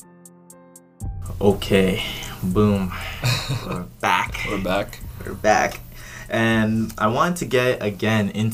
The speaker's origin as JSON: {"language": "English", "region": "British Columbia", "country": "Canada", "said": "I'm BC."}